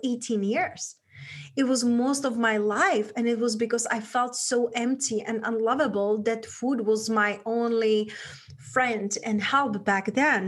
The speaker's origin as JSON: {"language": "English", "country": "Czechia", "tie": "born or raised there", "accent": "Czech", "second_language": "English", "moved": "yes", "said": "I grew up in a small town back in Europe, in Czech Republic, hence that's where my accent from"}